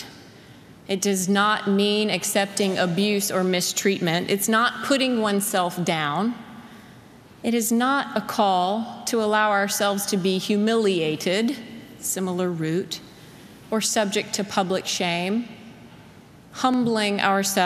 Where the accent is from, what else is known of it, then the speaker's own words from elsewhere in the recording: South Carolina, United States; moved away; where I grew up in South Carolina